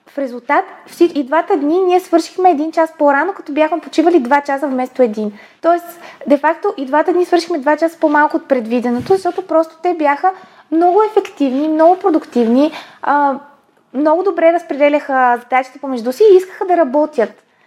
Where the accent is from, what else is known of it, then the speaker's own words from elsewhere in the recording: Bulgaria; аз съм си българка